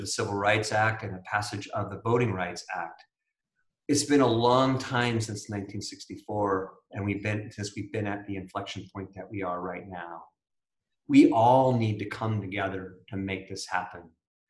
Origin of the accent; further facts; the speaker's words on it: United States; I am proud to be an American